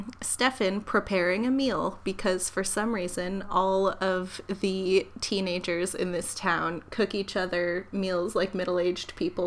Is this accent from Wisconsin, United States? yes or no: no; Waterbury, Connecticut, United States; when I was a young girl growing up in Waterbury, Connecticut, and I worked at the local Dunkin' Donuts